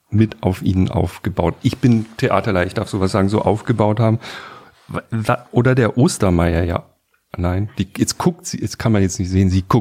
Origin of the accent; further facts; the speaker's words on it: Baden-Württemberg, Germany; Ich komme aus Bade, ich kann jetzt so richtig Schwäbisch schwätzen.